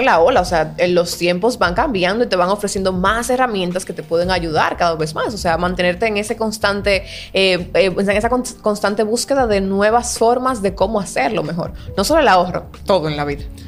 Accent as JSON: {"language": "Spanish", "country": "Dominican Republic", "said": "como buen dominicano."}